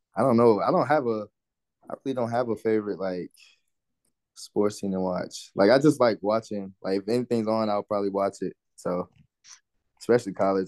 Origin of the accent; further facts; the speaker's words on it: Orlando, Florida, United States; I grew up in Orlando my whole life